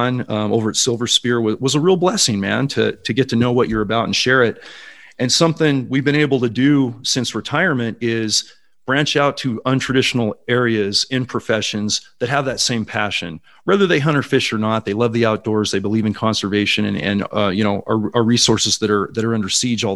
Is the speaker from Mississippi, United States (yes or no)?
no; Silicon Valley, California, United States; 25 of those were in the Silicon Valley where I grew up. So I was actually working my hometown